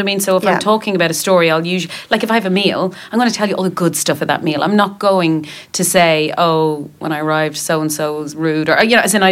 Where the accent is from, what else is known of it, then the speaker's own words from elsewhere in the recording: Dublin, Leinster, Ireland; we're in Dublin, in my hometown.